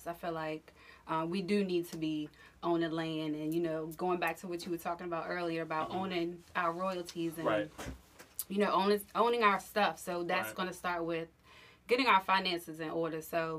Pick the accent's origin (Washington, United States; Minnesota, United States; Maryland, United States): Maryland, United States; Southern; I'm just from Southern Maryland.